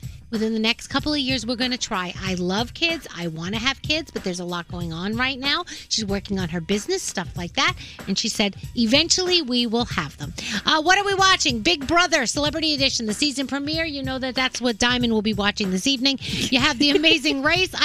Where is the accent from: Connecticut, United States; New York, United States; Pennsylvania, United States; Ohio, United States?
New York, United States; New York City; I'm from the Bronx, New York.